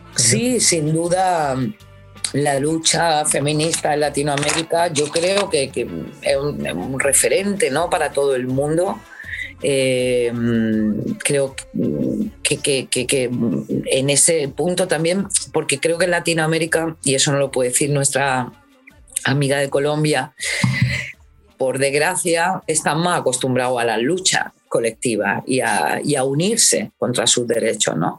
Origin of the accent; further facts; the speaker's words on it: Granada, Andalusia, Spain; moved away as an adult; also born or lived in Alcalá la Real; Mis padres se vinieron aquí a Granada y, y esta es mi ciudad, porque claro, en el pueblo yo he vivido añitos solamente, y aunque tengo un hilo ahí y un cariño a mi pueblo, porque es mi pueblo, pero Granada es mi ciudad. Entonces, bueno, aquí es donde he crecido